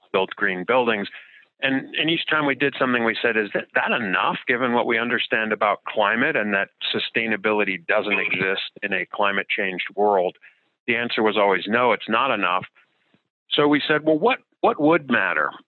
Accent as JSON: {"language": "English", "region": "New Jersey", "country": "United States", "tie": "born or raised there", "moved": "yes", "said": "growing up in New Jersey"}